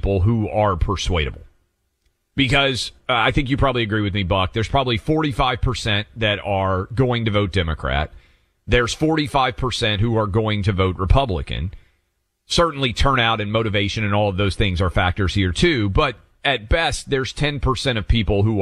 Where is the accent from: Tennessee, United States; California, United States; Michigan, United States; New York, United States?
Tennessee, United States; Nashville; Nashville, my hometown